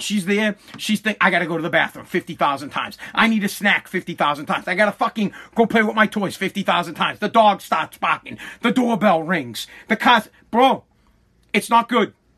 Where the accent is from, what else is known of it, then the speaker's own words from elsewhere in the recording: Boston, Massachusetts, United States; I'm from Boston